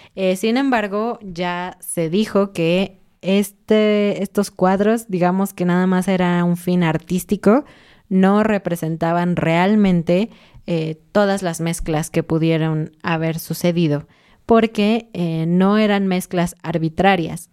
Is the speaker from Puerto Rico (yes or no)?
no; Mexico; yo soy mexicana